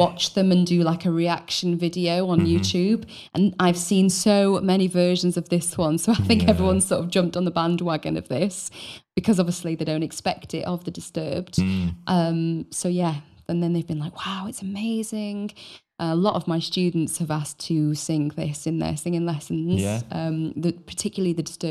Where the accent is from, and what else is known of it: Wales, United Kingdom; born or raised there